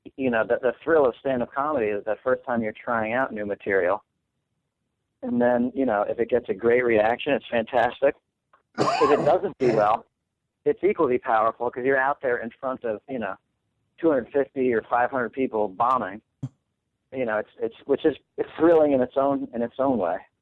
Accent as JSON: {"language": "English", "town": "New York City", "region": "New York", "country": "United States", "tie": "born or raised there", "said": "I grew up in New York City, and I was one of the only three non-Jewish people at my high school"}